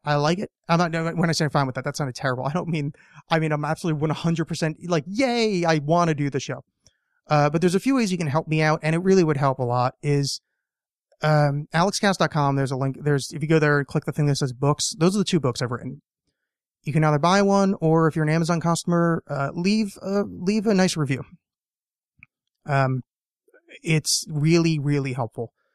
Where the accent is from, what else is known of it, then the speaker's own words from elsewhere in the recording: United States; being an American